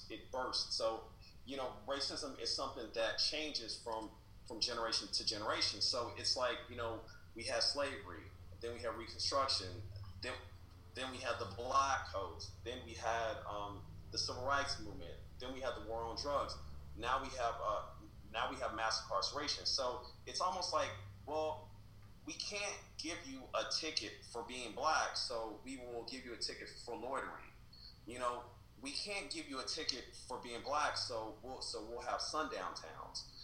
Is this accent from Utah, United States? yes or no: no; Kansas City, Missouri, United States; now in San Francisco, United States; I'm from the ghetto, right? I'm you know I'm from Southside Kansas City. It's you know it's a pretty rough neighborhood